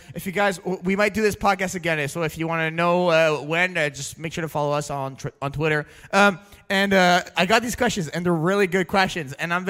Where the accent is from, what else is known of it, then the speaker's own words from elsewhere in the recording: Canada; I'm a Canadian monster.